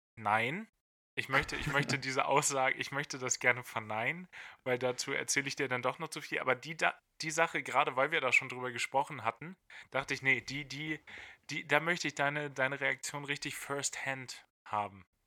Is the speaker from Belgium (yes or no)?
no; Lower Saxony, Germany; Ich bin Niedersachse